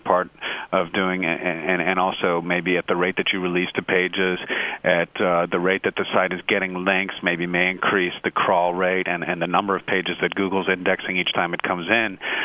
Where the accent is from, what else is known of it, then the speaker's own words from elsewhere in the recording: United States; as an American